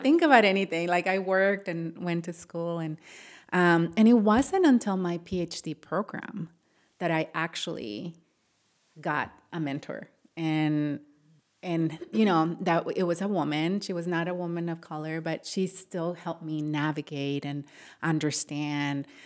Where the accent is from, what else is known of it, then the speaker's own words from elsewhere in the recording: Matamoros, Tamaulipas, Mexico; now in Ohio, United States; I grew up in Matamoros